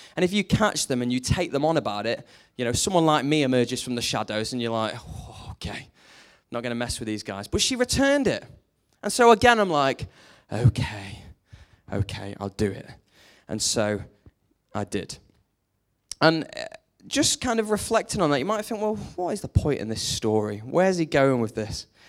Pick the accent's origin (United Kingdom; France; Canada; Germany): United Kingdom; Lancashire, North West England